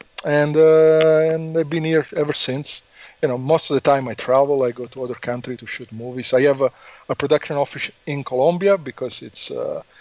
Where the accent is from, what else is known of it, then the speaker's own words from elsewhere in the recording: Italy; accent: Italian; English is a second language; moved away as an adult; also born or lived in Los Angeles, United States; now in United States; I'm from Italy, as you can hear from my accent.